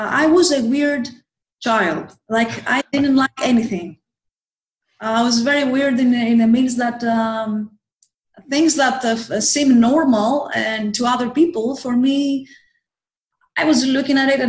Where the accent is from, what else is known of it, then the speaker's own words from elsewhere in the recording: Athens, Attica, Greece; also born or lived in Thessaloniki, Greece; I came back to Athens because I am from Athens, Greece, the capital of Greece